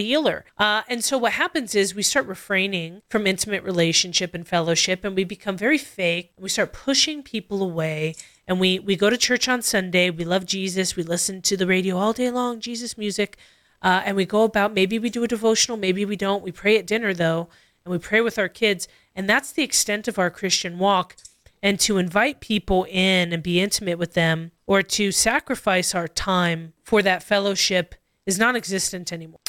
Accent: Costa Mesa, California, United States; I grew up in Calvary Chapel, Costa Mesa

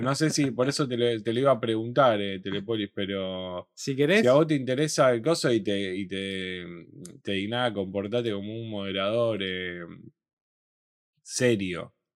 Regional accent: Rosario, Santa Fe, Argentina; Nosotros somos de Rosario

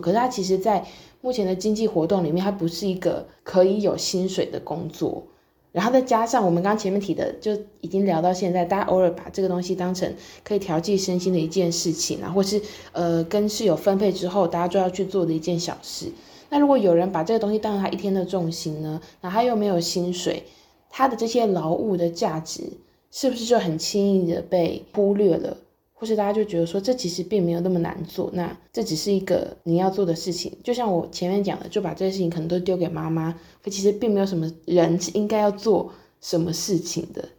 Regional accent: southern Taiwan, Taiwan; moved away as an adult; 我是南部人

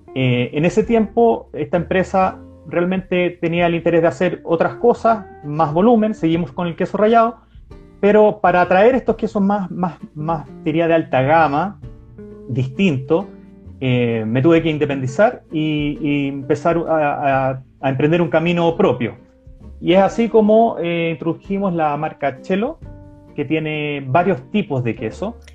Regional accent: Chile; nosotros como, como chilenos estábamos cada vez más eh, dispuestos a, probar cosas nuevas

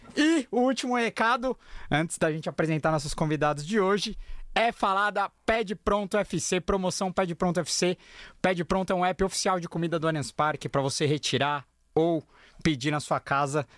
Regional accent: ABC Paulista, São Paulo, Brazil; eu sou do ABC.

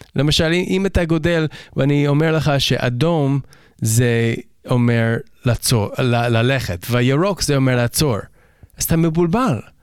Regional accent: Toronto, Ontario, Canada; Hebrew is a second language; also born or lived in Vancouver Island, British Columbia; now in Israel; אני גדלתי בקנדה

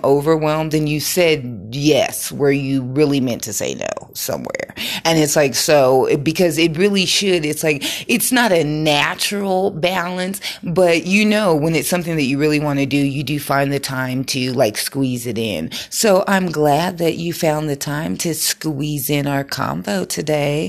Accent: Colorado, United States; I'm from Colorado, grew up in the wild, wild west, where we got those big hills up there

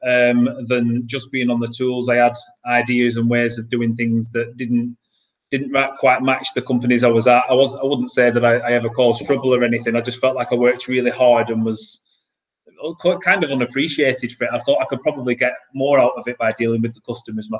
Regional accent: Blackburn, North West England, United Kingdom; I'm from Blackburn near Manchester.

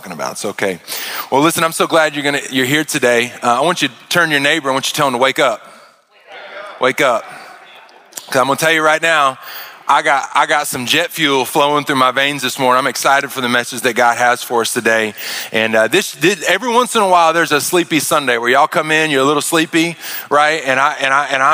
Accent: Arkansas, United States; moved away; I grew up in Arkansas out in the country

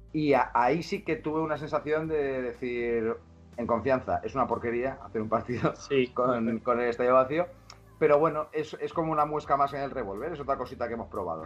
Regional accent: Mallorca, Balearic Islands, Spain; moved away as an adult; also born or lived in Barcelona; De la zona de donde yo soy, en Mallorca, hay una albufera muy grande

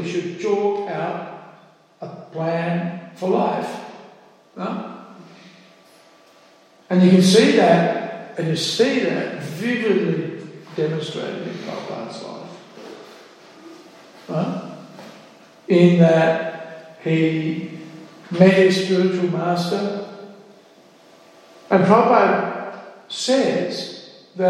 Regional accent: Australia; In Australia, we think we're free. We're Australian, we're free.

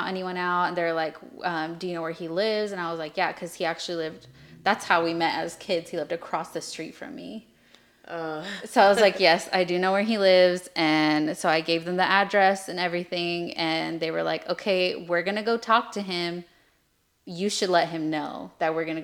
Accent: Lemoore, California, United States; born or raised there

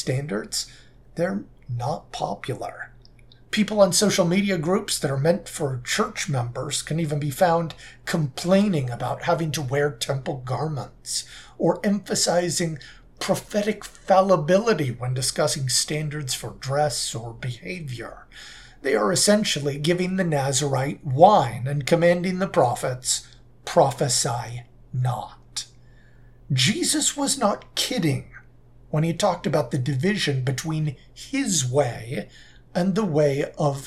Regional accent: Southern California, United States; when I was growing up in Southern California

